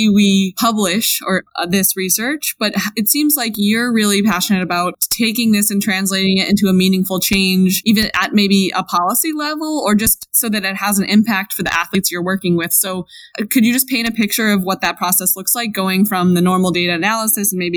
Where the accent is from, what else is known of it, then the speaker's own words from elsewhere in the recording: Boston, Massachusetts, United States; I'm from Boston